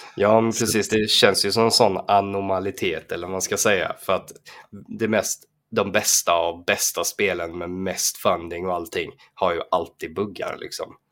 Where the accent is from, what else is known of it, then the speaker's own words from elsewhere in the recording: Falkenberg, Halland County, Sweden; när jag var liten och bodde i Falkenberg